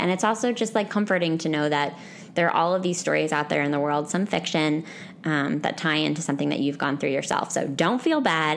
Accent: Northeast, United States; I'm from the Northeast

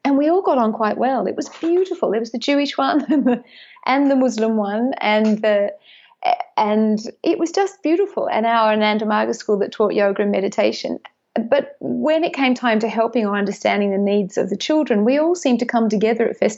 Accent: Australia; also born or lived in Sunshine Coast hinterland, Queensland; I'm Australian, Irish, Catholic, English speaker.

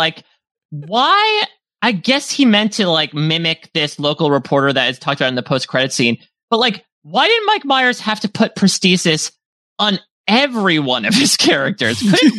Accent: Canada; I can say it because I'm Canadian.

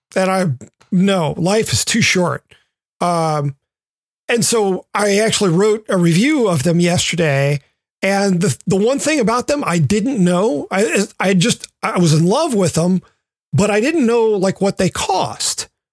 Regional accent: the South, United States; moved away; growing up in the South, I spent a lot of time on the water

